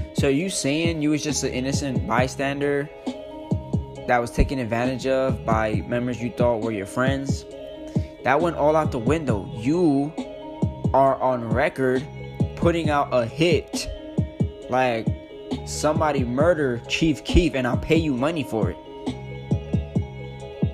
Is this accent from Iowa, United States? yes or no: no; New York City, New York, United States; I'm a New Yorker. I'm from the Bronx where it fucking started